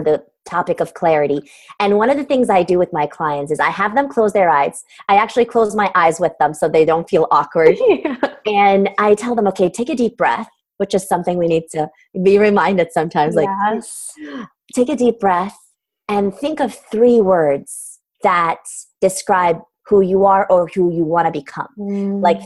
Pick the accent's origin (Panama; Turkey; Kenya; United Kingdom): Turkey; Istanbul; English is a second language; moved away; I'm originally from Istanbul, Turkey